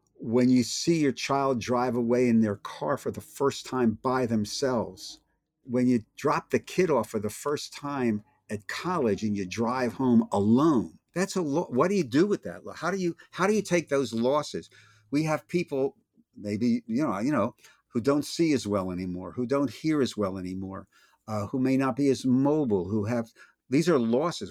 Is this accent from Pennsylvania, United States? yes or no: yes; Philadelphia, Pennsylvania, United States; I'm from Philly